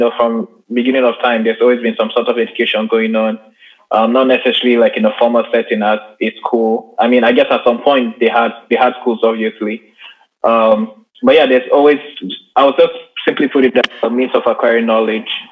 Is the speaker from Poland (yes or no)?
no; Nigeria; I'm Nigerian